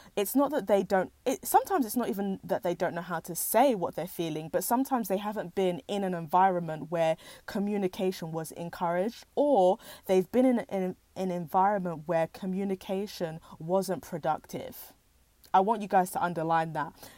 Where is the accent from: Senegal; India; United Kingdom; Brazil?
United Kingdom; as British Nigerians or second generation immigrants